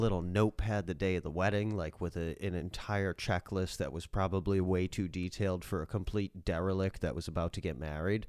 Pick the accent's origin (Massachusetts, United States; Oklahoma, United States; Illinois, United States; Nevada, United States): Massachusetts, United States; moved away; I'm from Massachusetts.